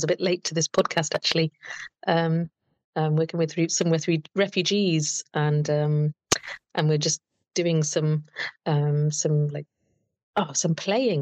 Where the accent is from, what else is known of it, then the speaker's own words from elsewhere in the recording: Telford, West Midlands, United Kingdom; Always lived in Telford in UK